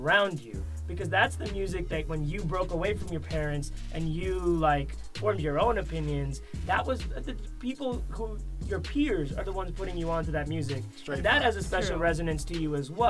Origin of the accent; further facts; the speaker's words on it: Boston, Massachusetts, United States; I went to Boston High School in Boston.